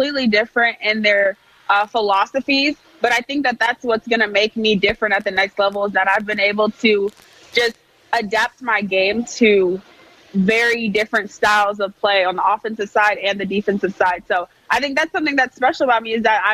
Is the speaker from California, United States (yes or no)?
yes; California, United States; I'm a California girl